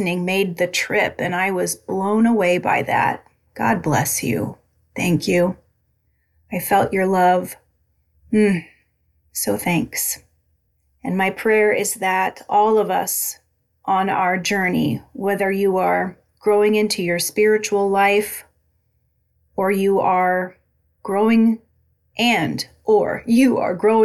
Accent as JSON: {"language": "English", "town": "Albia", "region": "Iowa", "country": "United States", "tie": "born or raised there", "moved": "yes", "said": "I went back to my hometown of Albia, Iowa"}